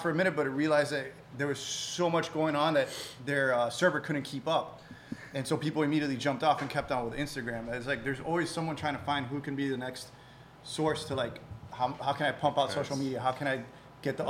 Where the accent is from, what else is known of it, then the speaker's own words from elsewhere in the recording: Miami, Florida, United States; moved away as an adult; now in Los Angeles, United States; Born and raised here in Miami. I live in L.A.